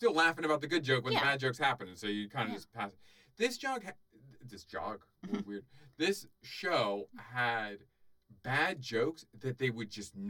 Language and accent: English; Georgia, United States; we're from Georgia, where they have boiled peanuts.